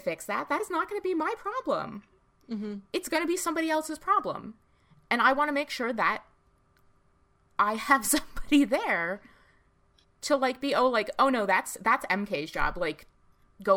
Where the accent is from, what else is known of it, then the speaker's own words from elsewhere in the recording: United States; I grew up in right outside of New York City